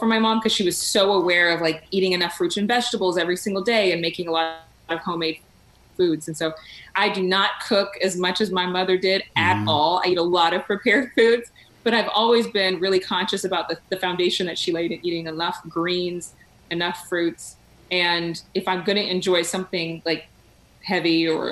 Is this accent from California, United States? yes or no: yes; Sacramento, California, United States; now in Dallas–Fort Worth, United States; my hometown of Sacramento